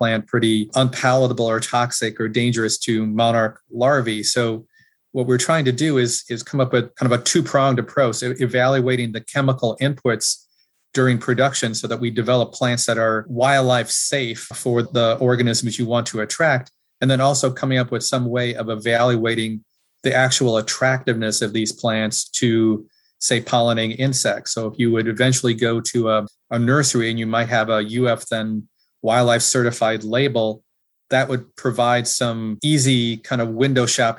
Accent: Wisconsin, United States; As a kid growing up in Wisconsin

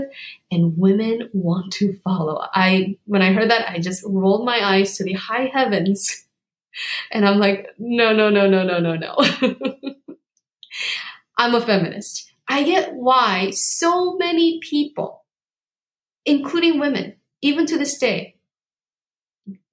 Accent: South Korea; moved away; I was born in South Korea

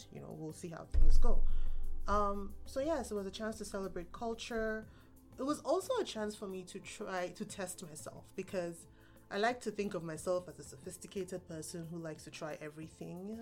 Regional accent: Nigeria; now in Canada; I was born and raised in Nigeria

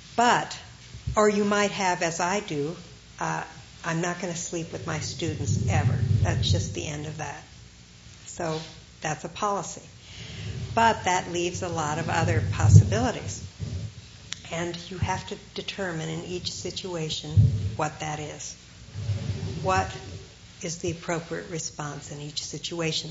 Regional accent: Ohio, United States; moved away; growing up in Ohio

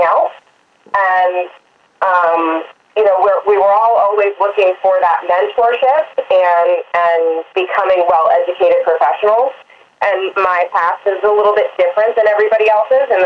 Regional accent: United States; I grew up riding in the Maryland and Virginia area.

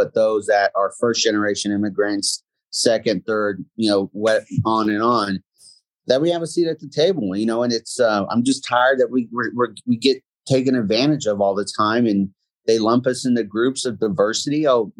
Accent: Germany; born there; My dad was in the military. I was born in Germany.

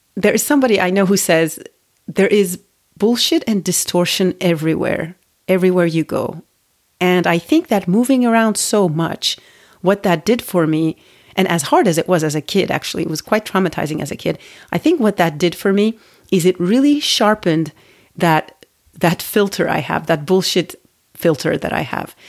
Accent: Turkey; moved away as an adult; also born or lived in United States; now in Paris, France; Well, I grew up in Turkey. I, um, I lived there until I was, you know, I finished high school, and then I moved to the U S to go to college.

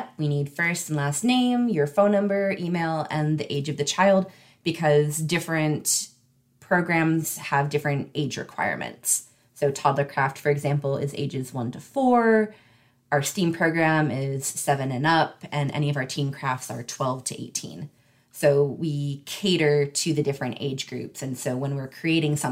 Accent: Northeast Tennessee, United States; now in Charlotte County, United States; I grew up in Northeast Tennessee

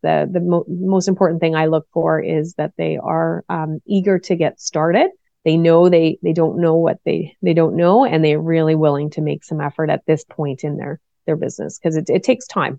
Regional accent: Cole Harbour, Nova Scotia, Canada; I grew up in Cole Harbor, Nova Scotia, which is on the east coast of Canada

